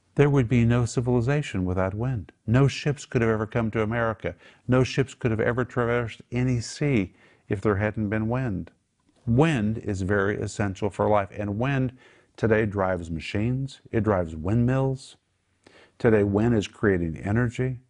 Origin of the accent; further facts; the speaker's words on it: Oklahoma, United States; we grew up in Oklahoma